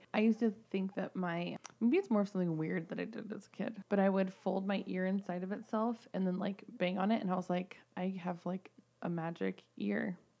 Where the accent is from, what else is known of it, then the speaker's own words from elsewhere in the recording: California, United States; I grew up in California, mm-hmm. so I have always had a little bit of an East Coast twang.